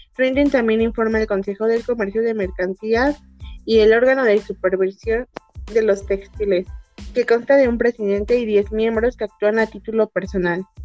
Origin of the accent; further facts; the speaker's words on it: Mexico; nosotros como mexicanos